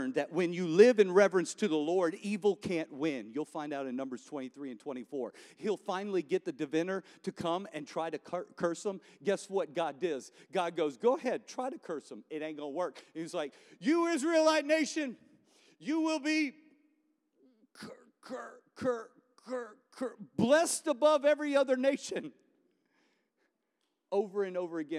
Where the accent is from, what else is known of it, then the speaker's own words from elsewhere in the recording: New Orleans, Louisiana, United States; I'm from New Orleans